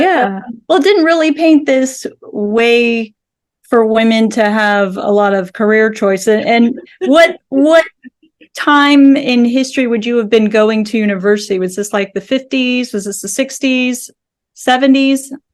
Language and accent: English; Southern California, United States; I grew up in Southern California